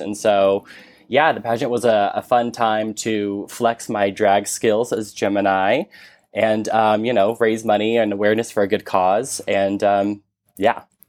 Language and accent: English; Texas, United States; I'm from Texas.